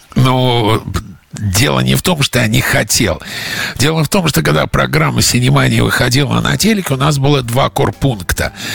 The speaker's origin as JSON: {"language": "Russian", "country": "Russia", "moved": "yes", "lives_now": "United States", "said": "из России"}